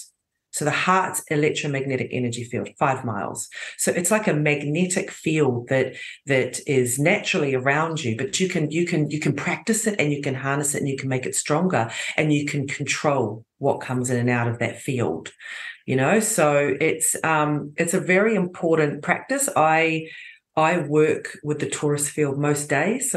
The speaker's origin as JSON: {"language": "English", "country": "New Zealand", "tie": "born or raised there", "moved": "yes", "lives_now": "Croatia", "said": "I was born in New Zealand"}